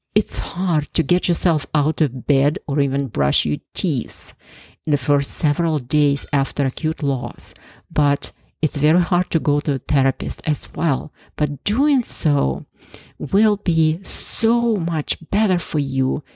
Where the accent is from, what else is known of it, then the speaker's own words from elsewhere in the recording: Ukraine; moved away as an adult; also born or lived in Canada; now in United States; I was born in Ukraine and lived there for 26 years before immigrating to the US almost 30 years ago.